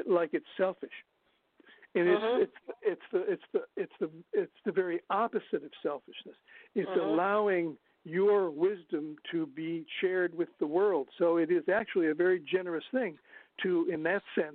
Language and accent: English; northern Ohio, United States; moved away; I'm from Ohio originally, and in northern Ohio